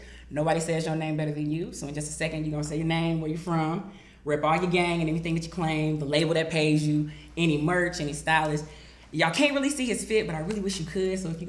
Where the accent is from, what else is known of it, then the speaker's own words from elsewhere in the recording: St. Louis, Missouri, United States; moved away; also born or lived in Memphis; I'm really originally from St. Louis. Mm-hmm. But, like, honorary Memphian through and through.